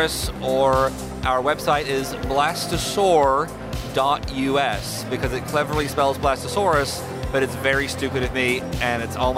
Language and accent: English; New Zealand; moved away as an adult; now in United States; I'm from New Zealand and I moved here about a year ago